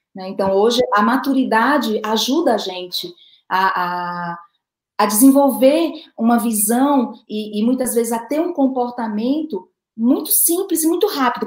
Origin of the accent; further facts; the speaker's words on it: Recife, Pernambuco, Brazil; aqui na minha terra chama teimar